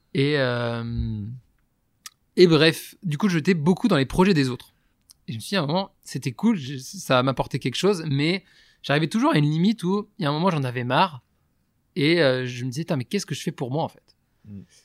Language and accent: French; Breton, Brittany, France; je suis breton